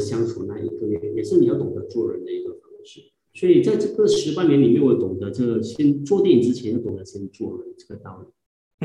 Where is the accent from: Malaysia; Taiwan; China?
Malaysia; 我们有自己国家的这个马来语